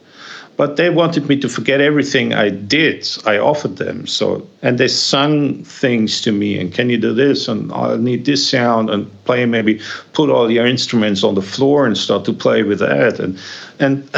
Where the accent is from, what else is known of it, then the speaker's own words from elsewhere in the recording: Germany; I grew up in Germany